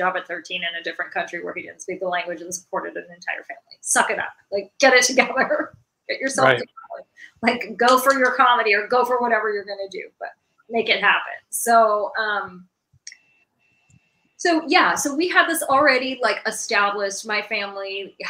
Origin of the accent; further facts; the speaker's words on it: United States; also born or lived in West Bank; as a Palestinian American who was raised in America, whose parents fled Palestine